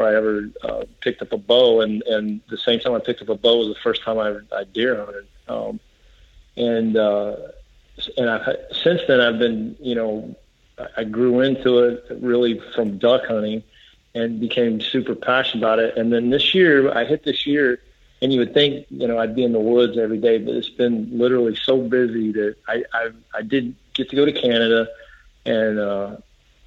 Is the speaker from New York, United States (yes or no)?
no; Texas, United States; also born or lived in Colorado; And I live in Texas. Spent the majority of my life down here in Texas.